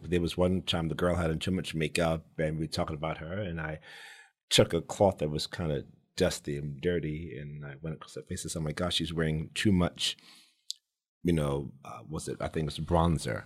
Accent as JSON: {"language": "English", "town": "New York City", "region": "New York", "country": "United States", "tie": "born or raised there", "said": "I grew up in the South Bronx"}